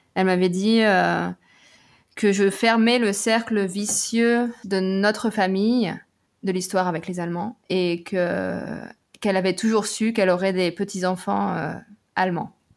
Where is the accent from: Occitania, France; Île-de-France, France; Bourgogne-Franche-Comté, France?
Bourgogne-Franche-Comté, France; Nevers; moved away as an adult; also born or lived in England / United States; now in Berlin, Germany; à Nevers, en Bourgogne, là où j'ai grandi